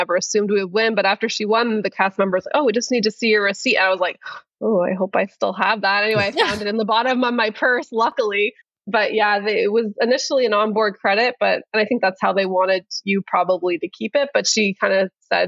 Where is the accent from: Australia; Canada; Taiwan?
Canada; we're Canadian